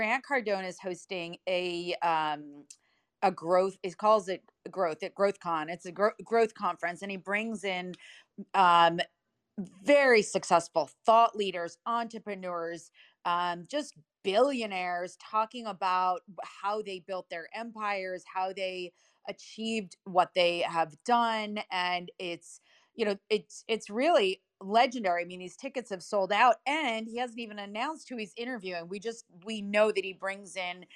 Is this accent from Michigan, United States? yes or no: no; Livingston, New Jersey, United States; accent: Jersey; I was born in Livingston. I live in New Jersey. I talk Jersey.